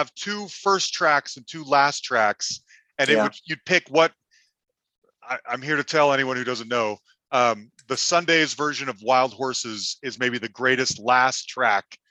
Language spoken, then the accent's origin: English; Salt Lake City, Utah, United States; moved away; I'm originally from Salt Lake City